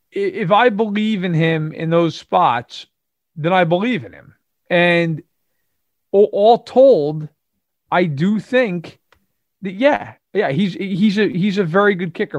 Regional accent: New York, United States; I grew up in New York, for everyone who, I'm sure, can tell, either from my accent

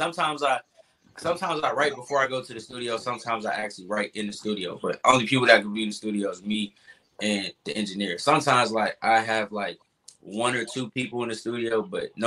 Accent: Atlanta, Georgia, United States; moved away; I'm from Atlanta

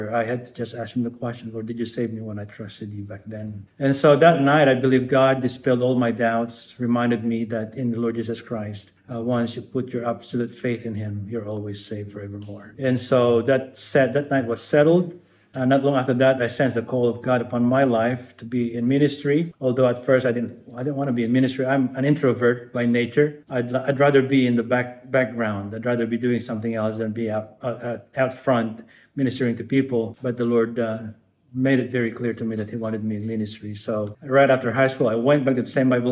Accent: Angeles City, Central Luzon, Philippines; I'm from the northern parts of the Philippines. I was born in Angeles City

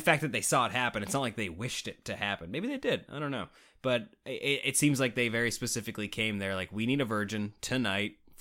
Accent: Canada; I'm Canadian

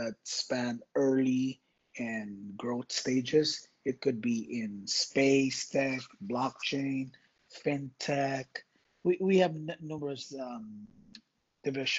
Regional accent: Philippines; moved away as an adult; now in Los Angeles, United States; I was born and raised in a tiny archipelago in Southeast Asia, the Philippines. I moved here when I was 18 in Los Angeles

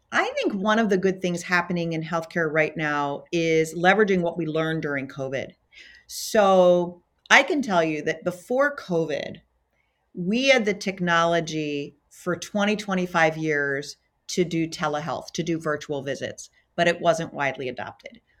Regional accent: Baltimore, Maryland, United States; moved away as an adult; also born or lived in California; now in Minneapolis, United States; I was born in Baltimore, Maryland

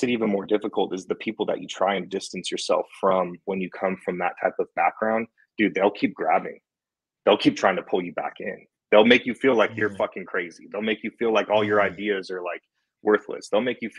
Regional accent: Fullerton, California, United States; moved away as an adult; now in Las Vegas, United States; I grew up in Fullerton. It's a small town in Orange County.

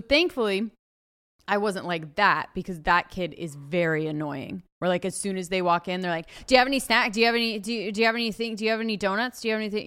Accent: Ojai, California, United States; born or raised there

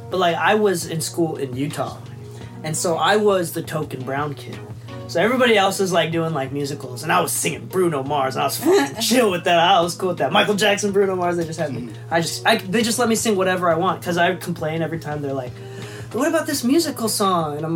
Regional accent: Japan; moved away; I think that's like a classic immigrant thing. So I'm an immigrant. So I moved from Japan.

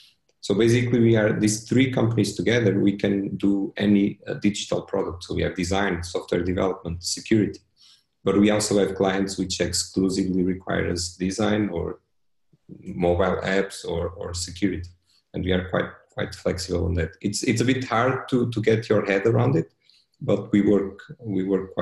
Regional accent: Portugal; also born or lived in Switzerland; that's where I'm from

